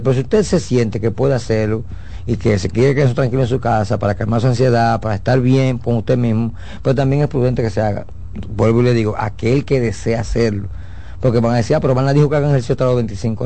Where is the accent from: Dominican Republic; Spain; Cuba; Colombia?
Dominican Republic; nosotros como dominicanos